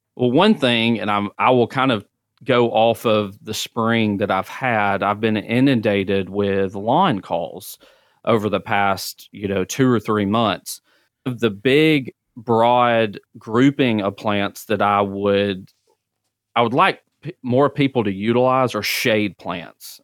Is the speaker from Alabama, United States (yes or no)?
yes; Centre, Alabama, United States; moved away as an adult; now in Mobile, United States; I'm originally from Center, Alabama. I tell people I spell it the fancy way, C E N T R E.